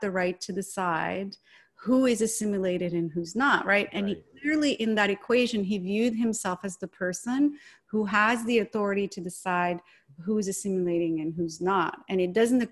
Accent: Morocco; now in United States; I was growing up in Morocco

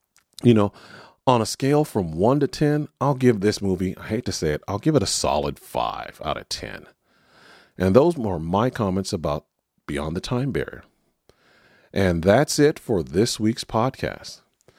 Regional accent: Texas, United States; born there; which is about 100 miles from the air base I was born on in Texas. It's Dyess Air Force Base.

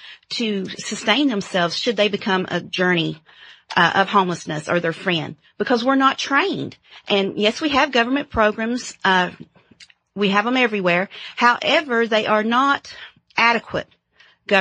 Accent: Paintsville, Kentucky, United States; I'm from Eastern Kentucky Coal Mountains in Paintsville, Kentucky, a small little town

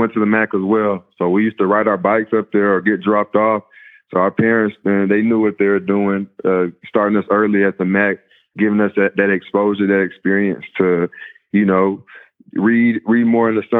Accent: Mansfield, Texas, United States; I grew up in Mansfield my whole life

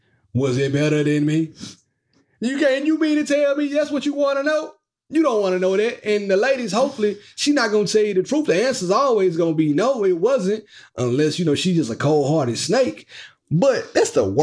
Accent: Mississippi, United States; I'm from Mississippi. And I have a hard time kind of pronouncing eyes.

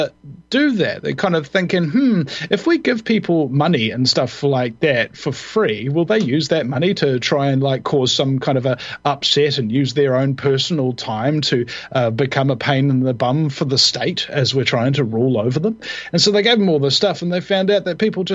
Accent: New Zealand; I'm the Kiwi who has the US talk radio show

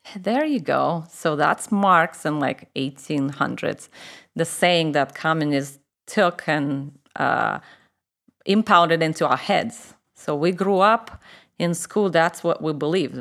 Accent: Moscow, Russia; accent: Russian; English is a second language; moved away as an adult; I grew up in Moscow, which is the capital of Russia.

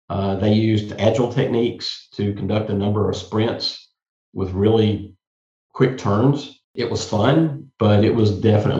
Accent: Maine, United States; born there; Personally, I was born in Loring Air Force Base in Maine.

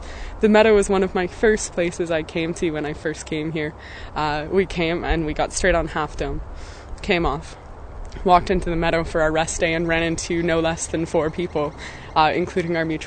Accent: Golden, British Columbia, Canada; I'm from Golden, BC, Canada

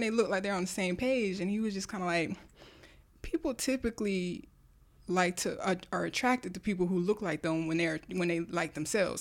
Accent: Delaware, United States; moved away; I'm from Delaware

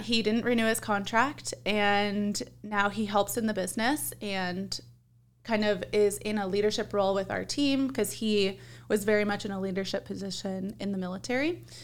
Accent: Compton, California, United States; now in Arizona, United States; I was born in Compton, which if you're, like, familiar with California, that is, like, the ghetto in California.

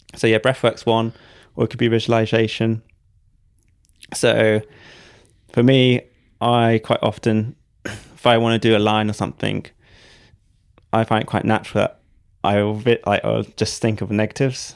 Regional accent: Devon, South West England, United Kingdom; I'm from Devon

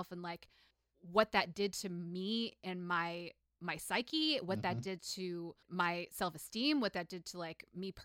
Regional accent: upstate New York, United States; moved to my hometown in upstate New York

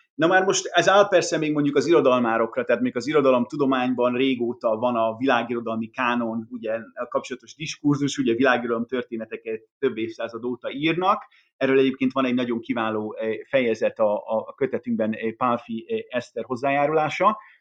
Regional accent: Hungary; mi zsigerileg magyarként elutasítjuk

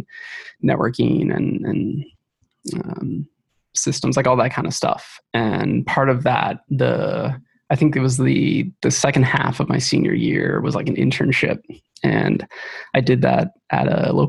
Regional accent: Ohio, United States; moved away as an adult; now in Seattle, United States; I grew up in Ohio, and I moved out here about 8 years ago

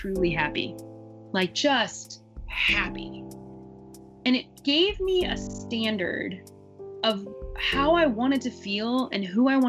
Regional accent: Midwest, United States; I grew up in the Midwest.

